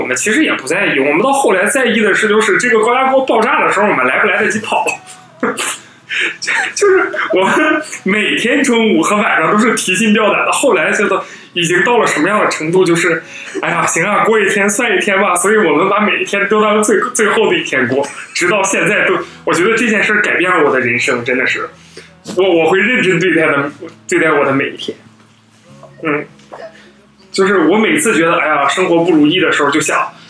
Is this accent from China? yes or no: no; Nepal; Chinese is a second language; 我我是尼泊尔人吃的，一般都是呃这个咖喱。尼泊尔人身上永远都是有一种香浓的咖喱味儿，